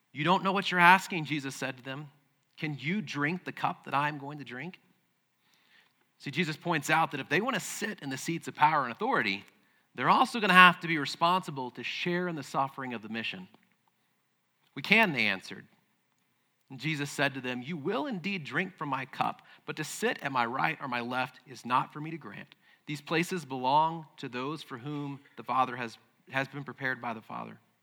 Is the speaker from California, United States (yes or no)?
no; Midland, Texas, United States; moved away; I was born in Midland. And there was a church there that I had been born into and attended with my family growing up